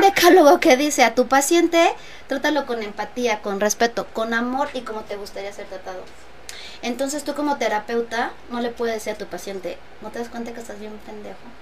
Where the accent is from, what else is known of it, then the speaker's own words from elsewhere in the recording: Texcoco, State of Mexico, Mexico; soy texcocana, soy licenciada en administración